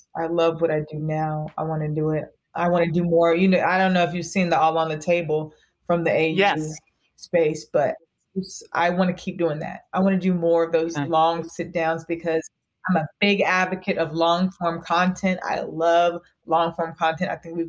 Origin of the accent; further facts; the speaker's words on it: the South, United States; And I'm from the South, so I can say it.